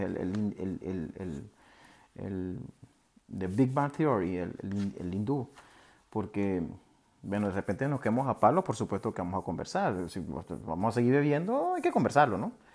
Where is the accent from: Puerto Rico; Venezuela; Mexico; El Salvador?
Venezuela; moved away; los venezolanos están repartidos por todos lados